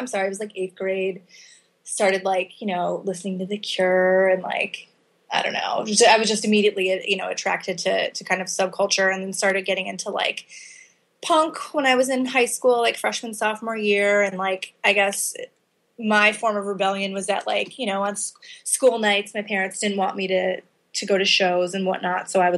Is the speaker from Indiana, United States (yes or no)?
no; Illinois, United States; born or raised there